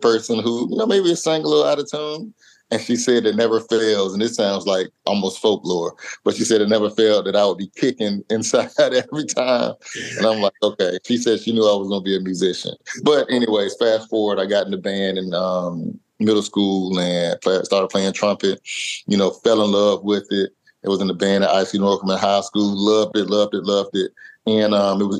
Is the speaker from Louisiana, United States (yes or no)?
no; Portsmouth, Virginia, United States; I'm from Portsmouth, Virginia. So I'm from the coast. That's right next to Virginia Beach and Norfolk and everything. Grew up on the water.